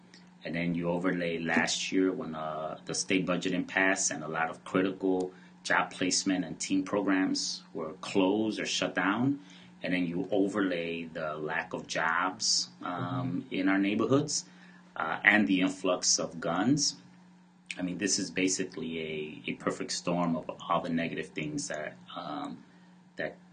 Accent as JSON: {"language": "English", "town": "Chicago", "region": "Illinois", "country": "United States", "tie": "born or raised there", "said": "I grew up in Pilsen and Little Village"}